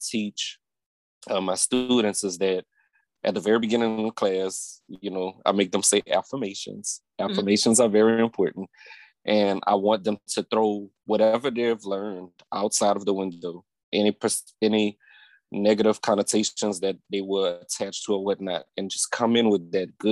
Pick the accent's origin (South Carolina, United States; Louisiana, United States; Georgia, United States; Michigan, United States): Louisiana, United States; Opelousas; I'm from Opelousas, Louisiana. That's the country. I grew up in a town called Prairie Run, which is nearby the Plaisance.